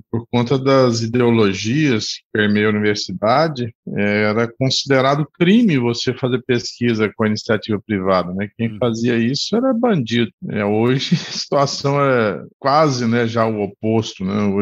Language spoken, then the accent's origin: Portuguese; Goiânia, Goiás, Brazil; É, eu sou aqui de Goiás, sou nascido em Goiânia, cursei veterinária aqui na UFG